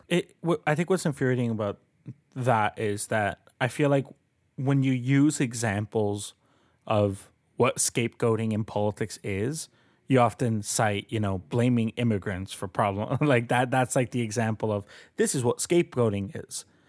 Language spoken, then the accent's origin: English; Colombia; now in Canada; I'm an immigrant. I, I'm a citizen, but I am an immigrant. Uh, I was born in Colombia.